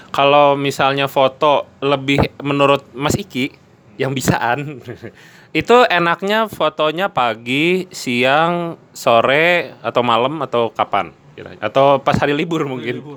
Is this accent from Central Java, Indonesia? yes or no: no; Jambi, Indonesia; saya dari Jambi, Mas.